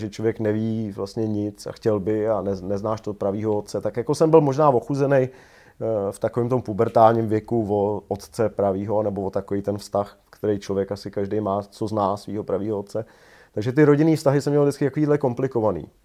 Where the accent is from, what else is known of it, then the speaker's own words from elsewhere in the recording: Prague, Czechia; also born or lived in Nymburk; Takže jsem víceméně Pražák, jo.